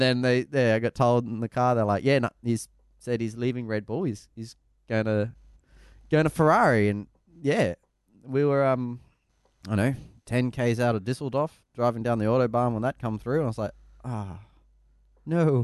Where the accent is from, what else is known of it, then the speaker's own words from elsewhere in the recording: Australia; just being an Australian